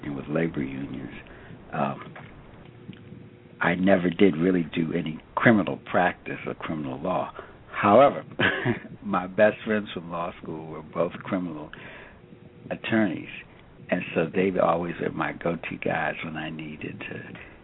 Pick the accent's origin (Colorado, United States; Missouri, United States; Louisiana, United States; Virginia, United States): Virginia, United States; Alexandria; I grew up in Alexandria, Virginia